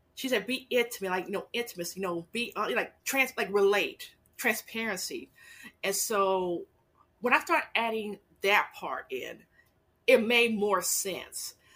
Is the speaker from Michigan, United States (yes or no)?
no; Los Angeles, California, United States; moved away as an adult; also born or lived in Fort Hood, Texas; now in San Antonio, United States; I'm originally from Los Angeles, California, and I came to um, Texas by way of military.